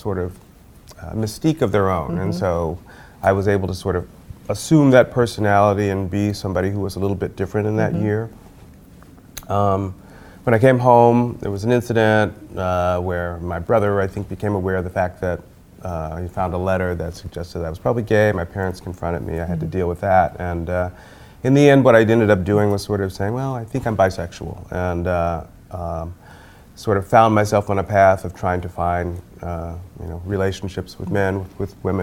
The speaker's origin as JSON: {"language": "English", "town": "Chicago", "region": "Illinois", "country": "United States", "tie": "born or raised there", "said": "I grew up in Chicago."}